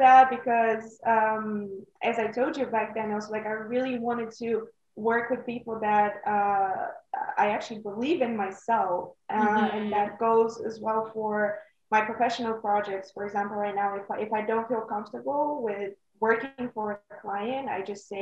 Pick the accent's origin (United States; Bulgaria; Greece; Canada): Bulgaria; moved away as an adult; also born or lived in Netherlands; I am from Bulgaria